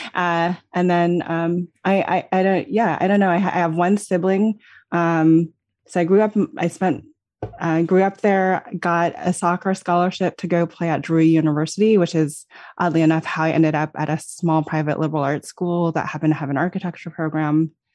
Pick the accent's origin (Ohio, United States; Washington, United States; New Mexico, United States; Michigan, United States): New Mexico, United States; Los Alamos; I grew up in Los Alamos, New Mexico, which is, uh, a, an unusual small town to grow up